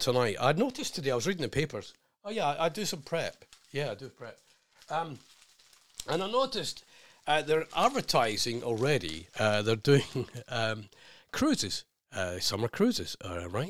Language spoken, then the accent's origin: English; Scotland, United Kingdom; being Scottish